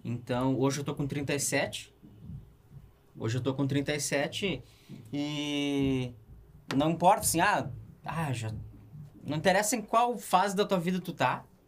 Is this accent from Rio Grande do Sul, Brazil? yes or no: yes; Canoas, Rio Grande do Sul, Brazil; also born or lived in Porto Alegre; now in Nova Santa Rita, Brazil; eu nasci em Porto Alegre, eu me criei em Canoas